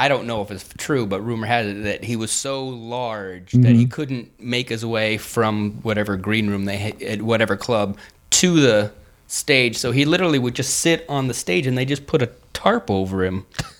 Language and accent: English; Redondo Beach, California, United States; I'm born and raised in Redondo Beach area.